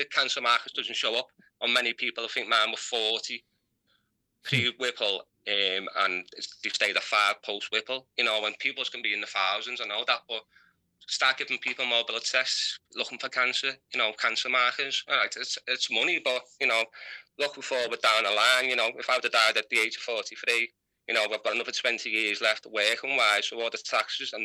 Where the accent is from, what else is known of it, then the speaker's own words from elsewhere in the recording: United Kingdom; from Heighton